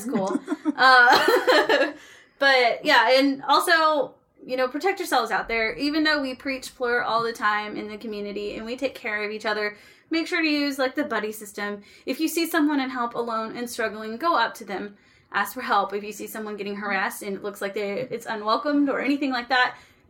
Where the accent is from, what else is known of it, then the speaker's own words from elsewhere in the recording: Tulsa, Oklahoma, United States; moved away; I'm from Tulsa.